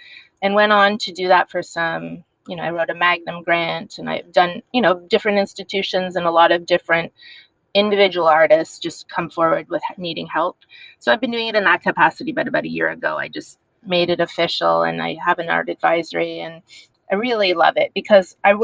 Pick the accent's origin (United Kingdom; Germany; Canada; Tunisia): Canada; Montreal, Quebec; moved away; also born or lived in San Francisco / New York City; I'm Canadian, correct? I'm from Montreal, yes.